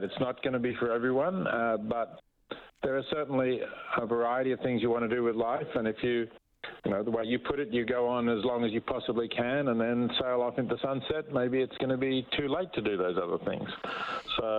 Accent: Australia; accent: Australian; As you can perhaps tell from my accent, I'm Australian

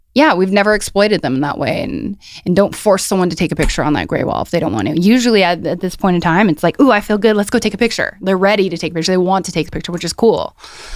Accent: Oxnard, California, United States; I grew up in Oxnard, California

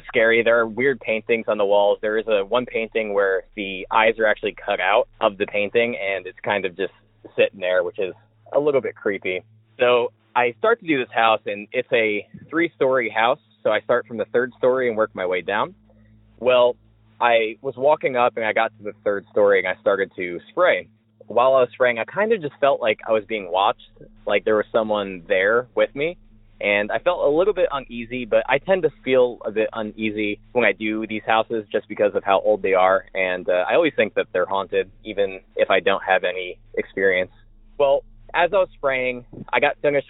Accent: Savannah, Georgia, United States; I'm from Savannah, Georgia.

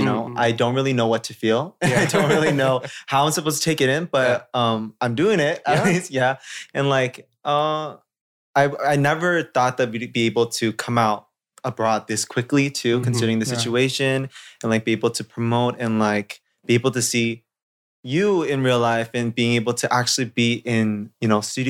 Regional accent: Toronto, Ontario, Canada; I really like New York because it reminds me of Toronto, like my hometown.

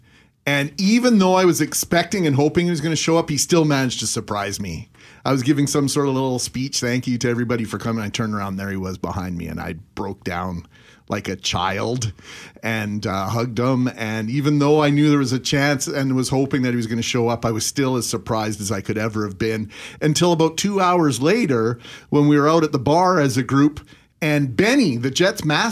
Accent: Brandon, Manitoba, Canada; moved away as an adult; also born or lived in Winnipeg / Vernon, BC; my buddy John and I grew up in Brandon at the same time

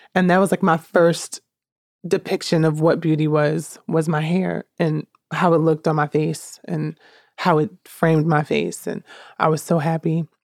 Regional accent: Newark, New Jersey, United States; also born or lived in Jackson, New Jersey; I'm born and raised in Newark, New Jersey, 'cause that's just where m, most of my life took place.

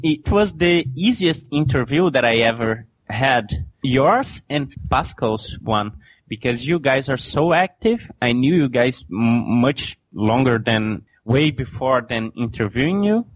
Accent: Belo Horizonte, Minas Gerais, Brazil; Belo Horizonte is my hometown

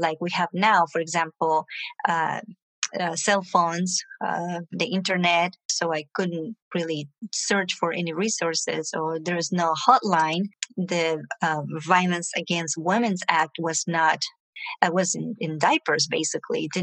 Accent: Venezuela; also born or lived in Ecuador; now in United States; I grew up in Venezuela

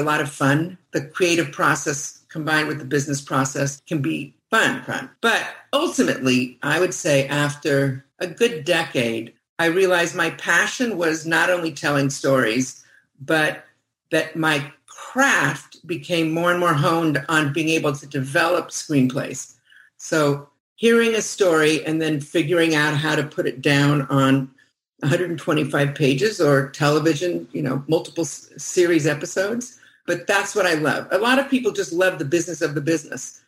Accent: Los Angeles, California, United States; moved away as an adult; also born or lived in France / London; I grew up in Los Angeles

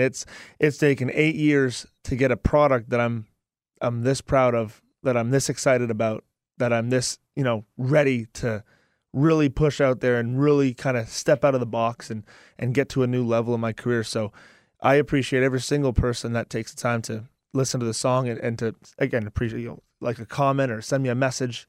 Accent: Ajax, Ontario, Canada; And I'm from Ajax, which is like twenty minutes from

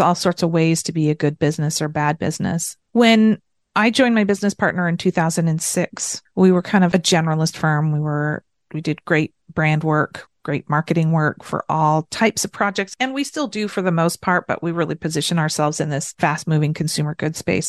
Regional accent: United States; And then as an American, I was really striving to be a lot of the things that Americans were

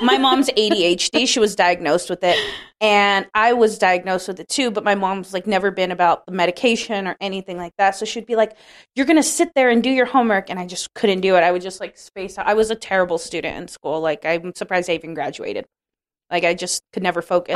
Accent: California, United States; I grew up in California

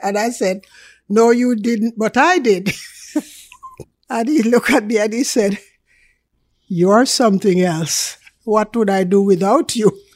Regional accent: Jamaica; accent: Jamaican; now in Canada; I am a real Jamaican. You can hear that in my accent. So it's real Jamaican

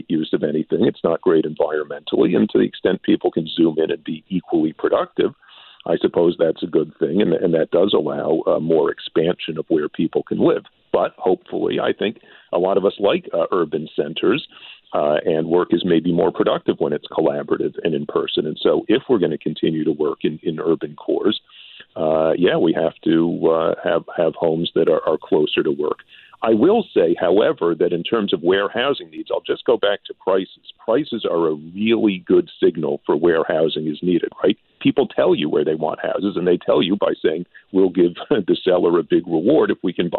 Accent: New York City, New York, United States; now in Canada; I grew up in New York City

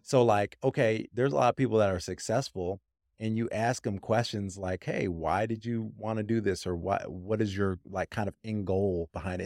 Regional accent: Grand Rapids, Michigan, United States; I'm from Michigan, actually, and I'm from the west, you know, side of Michigan, Holland, Grand Rapids area

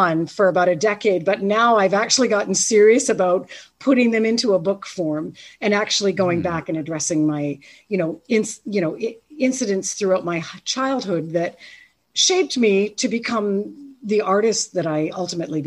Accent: Ontario, Canada; I was from Ontario

